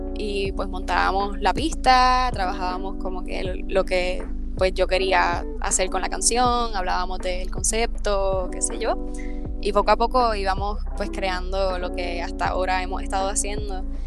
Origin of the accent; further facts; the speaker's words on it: Comerío, Puerto Rico; yo soy una cantautora boricua, soy comerieña